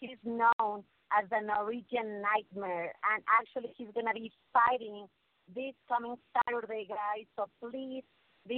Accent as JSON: {"language": "English", "town": "León", "region": "Guanajuato", "country": "Mexico", "tie": "born or raised there", "moved": "yes", "said": "Yo soy de León, Guanajuato, donde la vida no vale nada"}